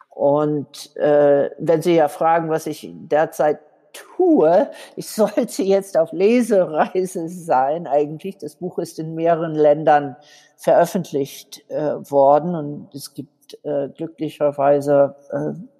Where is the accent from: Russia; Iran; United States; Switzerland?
United States; Southern United States; born there; Ich bin in den Südstaaten von den USA geboren